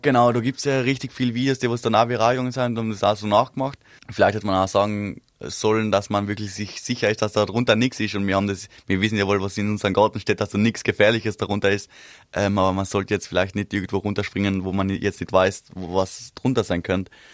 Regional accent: East Tyrol, Austria; der Winter war extrem bei uns in Osttirol

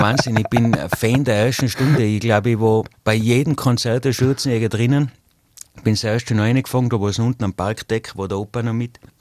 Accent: Zillertal, Tyrol, Austria; bei uns im Zillertal

